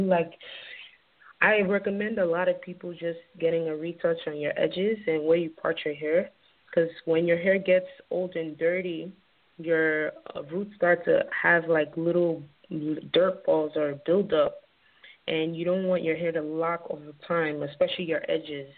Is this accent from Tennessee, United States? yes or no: no; New York City, New York, United States; also born or lived in Nigeria; growing up in the Bronx